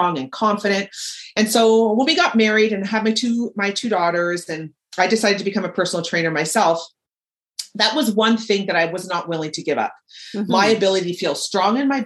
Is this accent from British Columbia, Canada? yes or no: no; Toronto, Ontario, Canada; I'm born and raised in Toronto